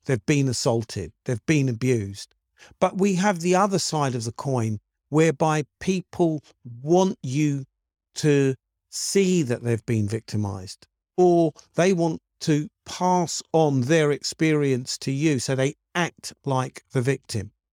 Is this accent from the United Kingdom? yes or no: yes; United Kingdom; I'm black British